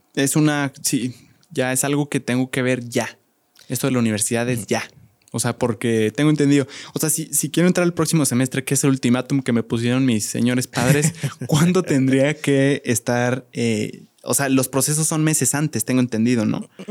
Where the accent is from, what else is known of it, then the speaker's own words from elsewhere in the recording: Querétaro, Mexico; yo soy orgulloso queretano